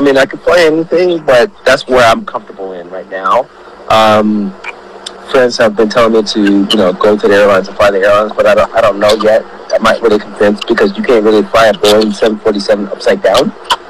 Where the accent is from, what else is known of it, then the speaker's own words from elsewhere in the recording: Austin, Texas, United States; So my parents were from Nigeria. And they flew out to America in the late 80s, and I was born in Austin, Texas.